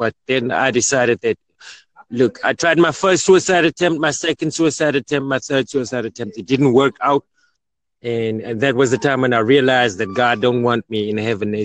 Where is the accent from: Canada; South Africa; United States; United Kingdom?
South Africa; I'm from South Africa